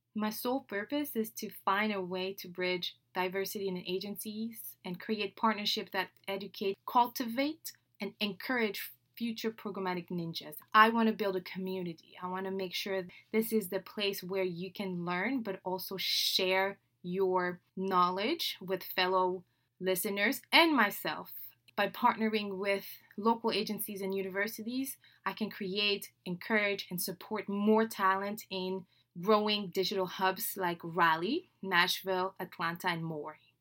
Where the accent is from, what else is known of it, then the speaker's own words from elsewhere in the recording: Dakar, Senegal; first language French; English is a second language; moved away as an adult; now in United States; I was born and raised in Dakar, Senegal, West Africa